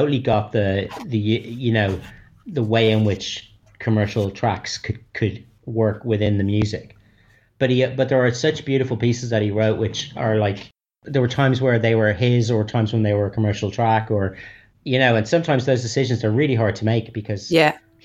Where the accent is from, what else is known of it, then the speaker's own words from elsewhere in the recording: Ireland; I'm Irish